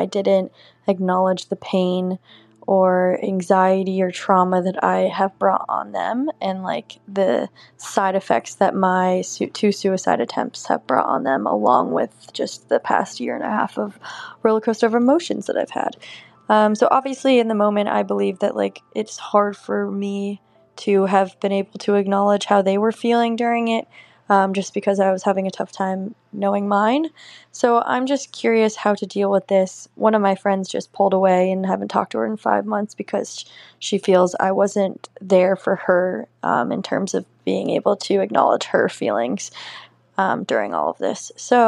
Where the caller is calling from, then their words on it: New York City, New York, United States; I'm 26 and I'm calling from Brooklyn, New York.